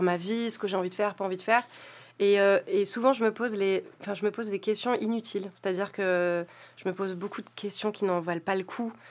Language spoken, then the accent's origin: French; south of France, France; Je suis originaire du sud de la France